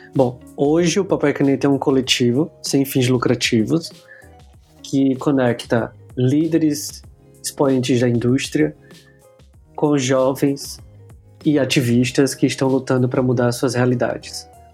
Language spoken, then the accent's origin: Portuguese; Aracaju, Sergipe, Brazil; eu sou de Aracaju, Sergipe, então sou da capital do menor estado do Brasil